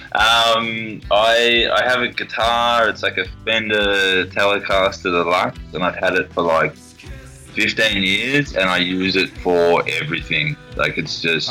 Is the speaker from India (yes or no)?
no; Australia; As an Australian